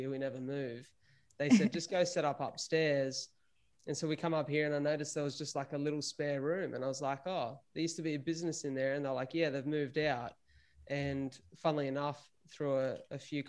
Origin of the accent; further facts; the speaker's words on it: Wollongong, New South Wales, Australia; I'm from Wollongong